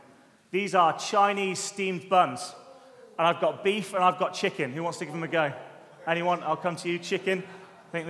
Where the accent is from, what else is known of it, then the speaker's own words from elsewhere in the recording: United Kingdom; being a Brit